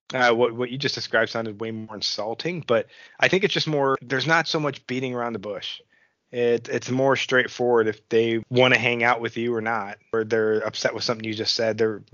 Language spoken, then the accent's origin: English; Buffalo, New York, United States; also born or lived in United Kingdom; now in Copenhagen, Denmark; I'm from Western New York, so I would say that we're very different from, I guess, that part of New York. Buffalo is, I think, the city of good neighbors. I should know that. I'm from it